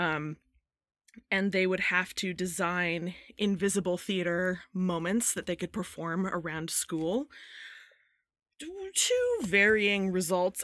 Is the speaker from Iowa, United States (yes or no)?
no; Modesto, California, United States; now in Virginia, United States; I grew up in Modesto, California